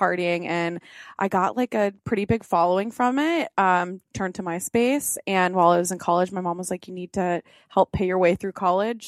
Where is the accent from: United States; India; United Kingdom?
United States; Orange County, California; I was born and raised in Orange County, California